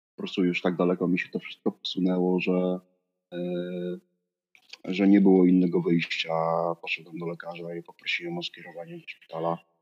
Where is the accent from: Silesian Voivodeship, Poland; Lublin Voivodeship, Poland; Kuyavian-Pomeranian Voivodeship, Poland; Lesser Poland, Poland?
Silesian Voivodeship, Poland; also born or lived in Przemyśl area, Poland / Bytom, Poland / Gliwice, Poland; Jestem ze Śląska, tak wiesz, z serca tego górnego Śląska